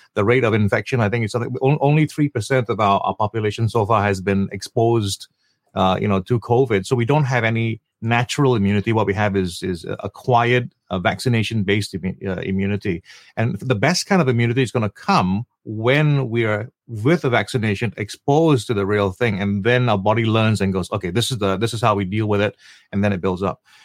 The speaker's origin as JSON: {"language": "English", "country": "Malaysia", "moved": "yes", "lives_now": "Singapore", "said": "I am still a Malaysian. I have a family that's entirely Singaporean around me"}